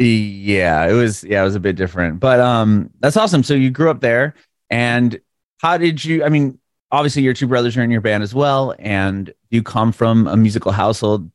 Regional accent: San Diego, California, United States; I grew up in San Diego.

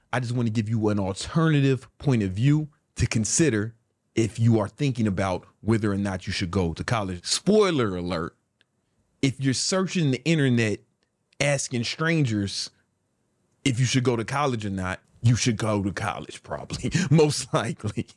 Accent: Chicago, Illinois, United States; I'm from South Side of Chicago

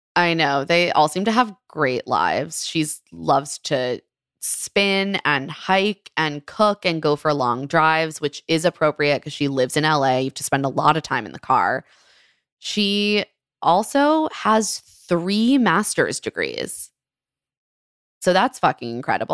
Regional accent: Maryland, United States; a Maryland gal, my, my home state.

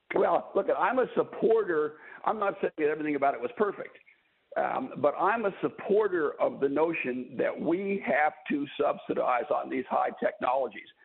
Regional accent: Ashtabula, Ohio, United States; I grew up in Ashtabula, Ohio

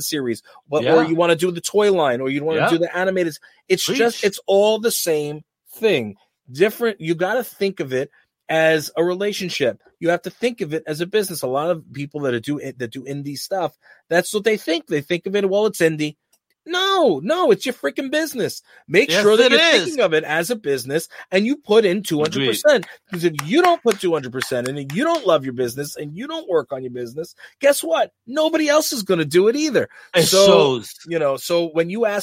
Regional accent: New York, United States; We're from New York

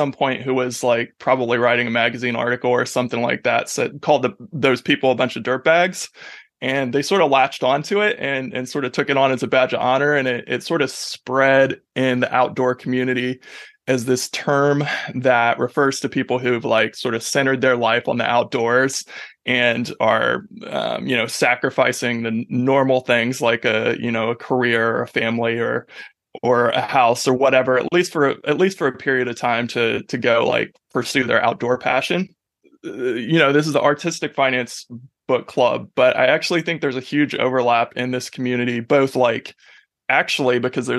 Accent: Ohio, United States; also born or lived in Pacific Northwest / New Zealand; And I'm from Ohio originally, so I have these sort of roots in those three places

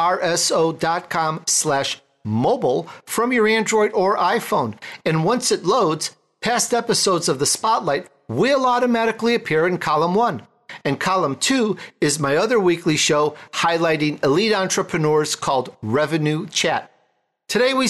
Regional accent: Chicago, Illinois, United States; now in California, United States; I grew up in Chicago

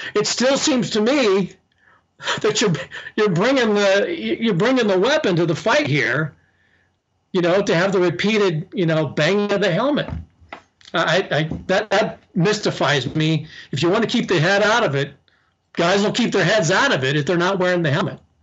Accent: Southeast Nebraska, United States; growing up in Southeast Nebraska is much like growing up in Southern California

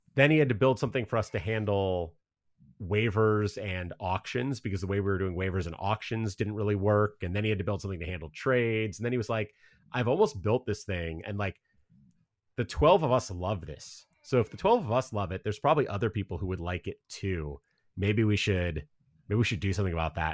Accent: Cleveland, Ohio, United States; moved away as an adult; also born or lived in Chicago; now in Seattle, United States; I grew up in Cleveland, was there from when I was born until I went to college

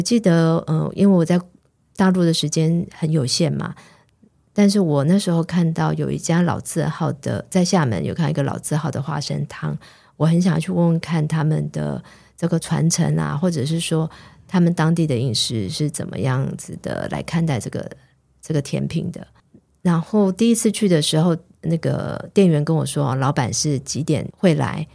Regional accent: Taiwan; 我就说我从台湾来的

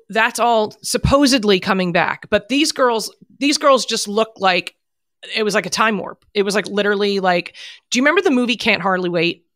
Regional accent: New Jersey, United States; moved away as an adult; also born or lived in Manhattan, New York; when I was a kid growing up in New Jersey

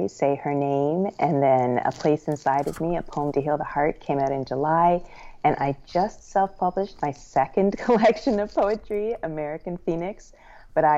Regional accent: Canada; also born or lived in Brooklyn, New York, United States / Lancaster, Pennsylvania, United States; now in Evanston, United States; I'm an immigrant. I grew up in Canada, and then I've been in the U.S. now longer than I have lived in Canada.

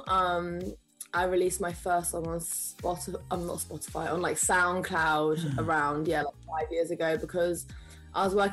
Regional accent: London, United Kingdom; I'm London, born and raised, North London

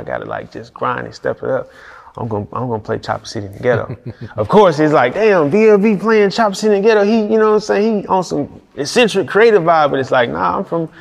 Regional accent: Detroit, Michigan, United States; moved away; also born or lived in Houston, Texas; I'm from Detroit

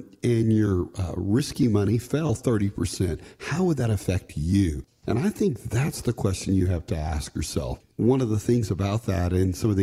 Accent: Texas, United States; I'm from Texas

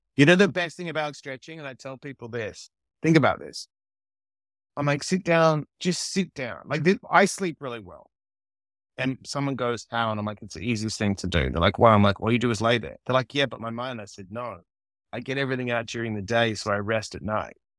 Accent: Australia; also born or lived in New York; now in Los Angeles, United States; I didn't grow up with the cold in Australia

